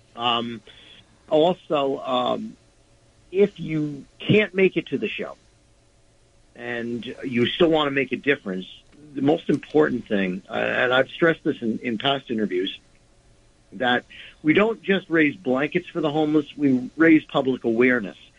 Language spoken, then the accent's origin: English; New York City, New York, United States; growing up in New York, um, we were always conscious of the less fortunate because they were all around us. And there's that very, very odd dichotomy of being in arguably one of the richest cities in the world